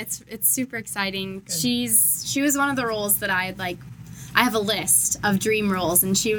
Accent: Toledo, Ohio, United States; moved away as an adult; now in Westerville, United States; I'm originally from Toledo.

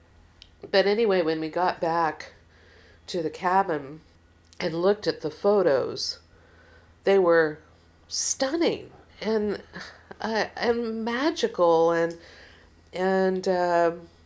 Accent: Seattle, Washington, United States; I was from Seattle

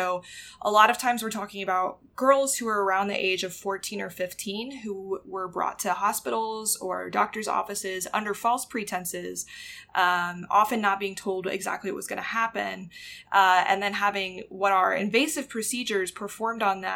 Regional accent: North Carolina, United States; North Carolina, which is my home state

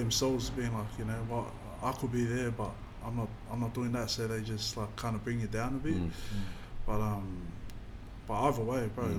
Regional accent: Sydney, New South Wales, Australia; I'm from Western Sydney

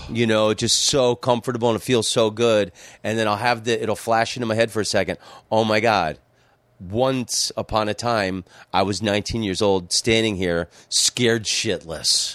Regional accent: Florida, United States; moved away as an adult; also born or lived in New York City / Amsterdam; growing up in Florida, um, everybody had swimming pools

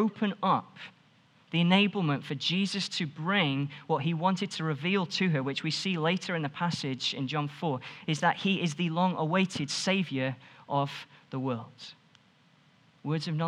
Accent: Stoke-on-Trent, West Midlands, United Kingdom; now in Nottingham, United Kingdom; I'm from Stoke

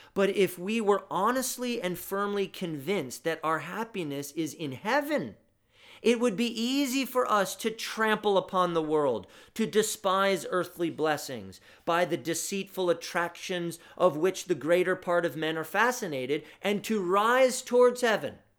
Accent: United States; our affluence as American Christians

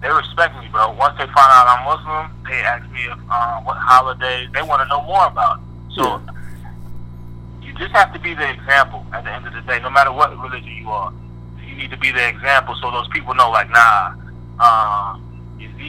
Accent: United States; I was born in America

